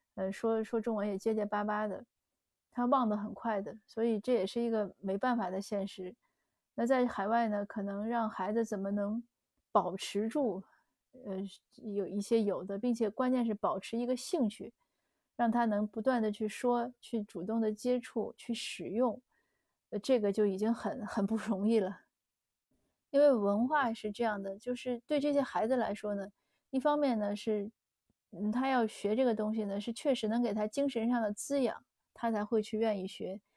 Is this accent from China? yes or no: yes; China; moved away as an adult; now in Canada; 包括我自己从小在国内长大